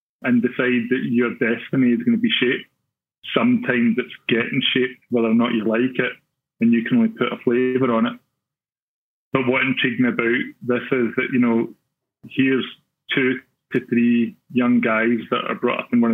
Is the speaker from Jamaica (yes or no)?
no; Glasgow, Scotland, United Kingdom; growing up in Glasgow